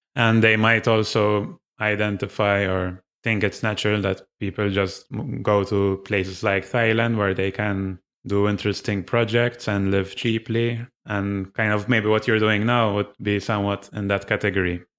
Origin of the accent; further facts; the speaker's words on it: Malta; I'm from Malta.